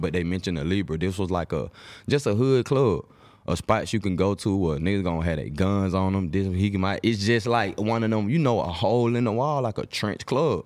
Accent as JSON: {"language": "English", "town": "Atlanta", "region": "Georgia", "country": "United States", "tie": "born or raised there", "said": "I was born in Atlanta, but I'm just saying that I have a big part of my family that's on the East Coast"}